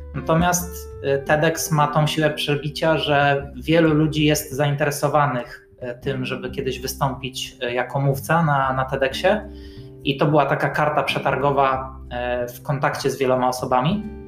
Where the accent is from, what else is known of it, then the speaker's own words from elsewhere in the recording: Bydgoszcz, Kuyavian-Pomeranian Voivodeship, Poland; ja jako bydgoszczanin